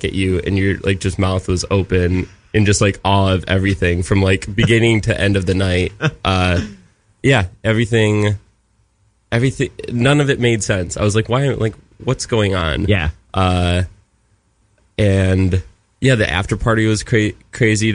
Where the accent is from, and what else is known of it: Michigan, United States